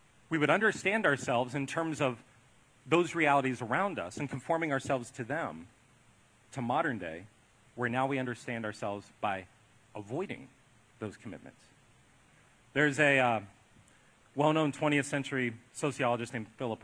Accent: Ohio, United States; also born or lived in Southern California; now in Columbia, United States; I grew up in Ohio and I lived in California and now I'm here

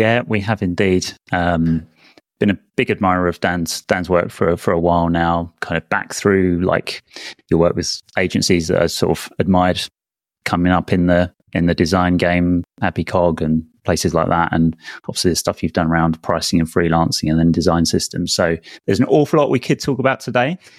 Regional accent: United Kingdom; as a Brit

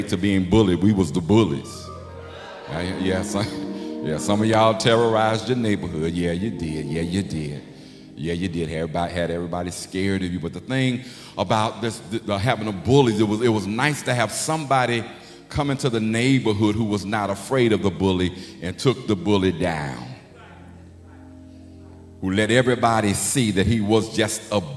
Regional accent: Chicago, Illinois, United States; also born or lived in Memphis, Tennessee; I was born in Memphis. So when we moved to Chicago, I think I was maybe 4 or 5. But I grew up on the west side

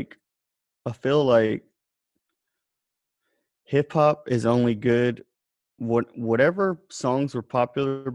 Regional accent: South Alabama, United States; I grew up in South Alabama

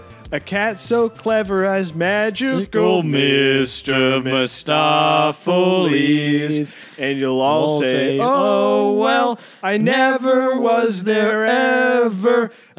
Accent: Wuhan, Hubei, China; English is a second language; I don't know much about cats because I'm from China. I'm from Wuhan

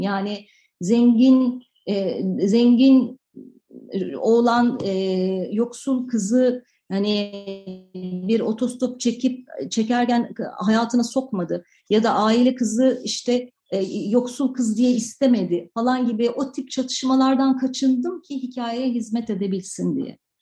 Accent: Turkey; Ben e, 73 doğumlu bir insanım ve 80'li yıllarda büyüdüm. Ve e, 80'li yıllarda Türkiye'de

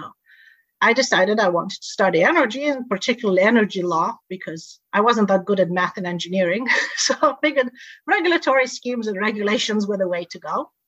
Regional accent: Tanzania; We moved around a lot. So I grew up in Tanzania with no electricity and no running water.

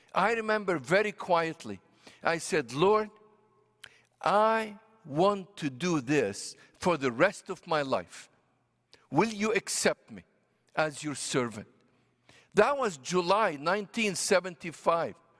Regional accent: Beirut, Beirut Governorate, Lebanon; first language Arabic; English is a second language; moved away as an adult; also born or lived in Washington, D.C.; I was born and raised in Beirut, Lebanon. So Arabic is my native tongue.

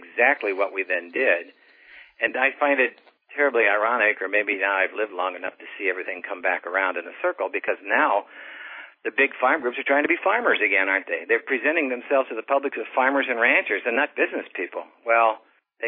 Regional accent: Missouri, United States; I grew up in the Mississippi River bottom south of St. Louis.

